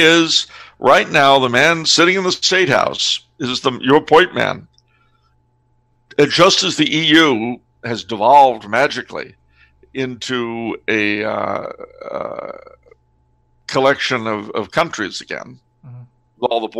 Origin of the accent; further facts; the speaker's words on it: California, United States; It's one of the few ways you could tell that I've lived in California most of my life. Because my accent, I have to say, is not as Californian as you might think. But, like everybody else raised out there